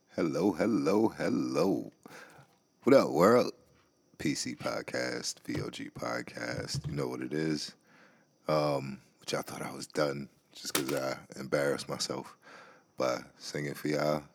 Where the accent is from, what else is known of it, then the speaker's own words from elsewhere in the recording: New York City, New York, United States; now in Maryland, United States; B X is my hometown. I always got love for the B X.